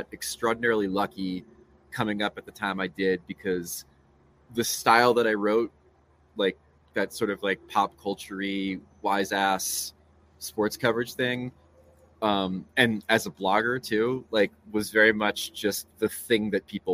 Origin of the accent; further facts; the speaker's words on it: Matawan, New Jersey, United States; moved away as an adult; also born or lived in Maryland / Northern Virginia; I grew up in Mattawan